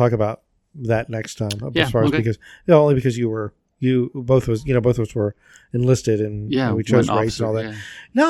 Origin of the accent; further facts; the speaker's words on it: Atlanta, Georgia, United States; moved away as an adult; And I was from Atlanta.